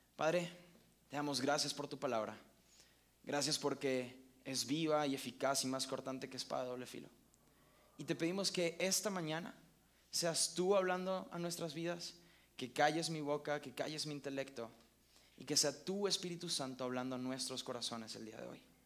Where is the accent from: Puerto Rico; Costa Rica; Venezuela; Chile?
Venezuela; now in Mexico; yo soy venezolano